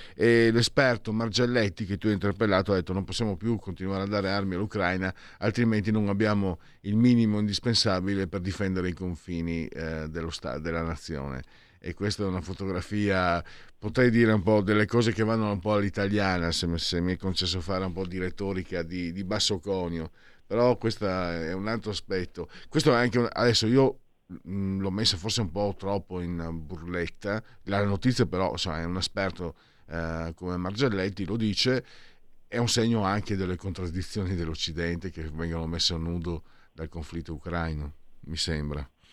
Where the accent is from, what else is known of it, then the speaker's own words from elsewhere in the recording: San Vito al Tagliamento, Friuli-Venezia Giulia, Italy; Io vengo da San Vito al Tagliamento, cioè nato e cresciuto 15.000 abitanti